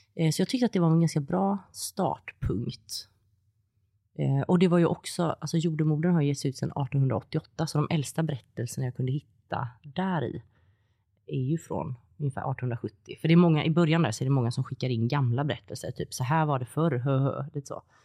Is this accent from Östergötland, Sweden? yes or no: no; Gothenburg, Västra Götaland, Sweden; jag kommer från Göteborg